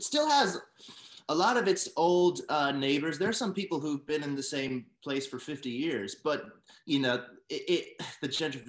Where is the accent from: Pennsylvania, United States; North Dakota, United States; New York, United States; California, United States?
New York, United States; New York City; also born or lived in Brooklyn; born and raised, in Manhattan for 12 years and then Brooklyn ever since.